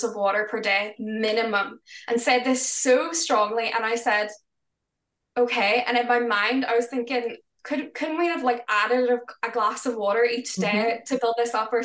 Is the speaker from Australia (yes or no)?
no; Northern Ireland, United Kingdom; we're from Northern Ireland